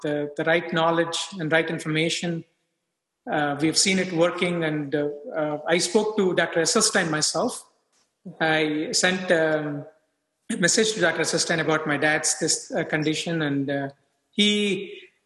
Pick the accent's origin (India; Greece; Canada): India; moved away as an adult; now in United States; I grew up in India. I moved to US for further training